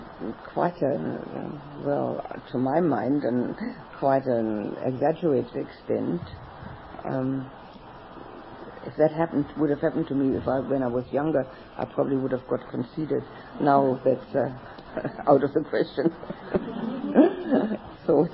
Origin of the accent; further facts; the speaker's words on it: Berlin, Germany; moved away; also born or lived in Australia; in Berlin, my hometown